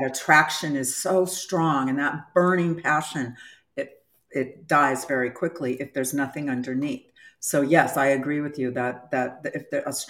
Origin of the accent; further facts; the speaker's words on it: Southern California, United States; moved away; I grew up in Southern California